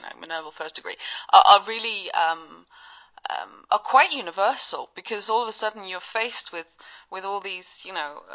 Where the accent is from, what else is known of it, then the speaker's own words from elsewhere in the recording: Sweden; I'm from Sweden, and here in Sweden